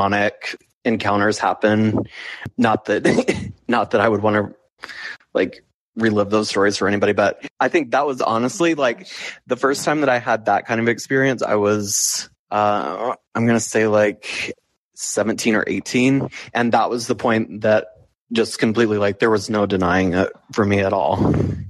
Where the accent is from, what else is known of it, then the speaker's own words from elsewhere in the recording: Chattanooga, Tennessee, United States; I grew up in Chattanooga, Tennessee